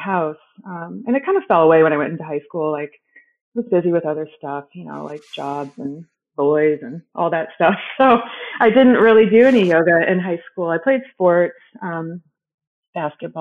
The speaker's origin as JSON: {"language": "English", "town": "Hebron", "region": "Illinois", "country": "United States", "also_born_or_lived": "Chicago, Illinois", "moved": "yes", "lives_now": "Napa, United States", "said": "I'm originally from Hebron, Illinois, which is a tiny town about an hour and a half northwest of Chicago"}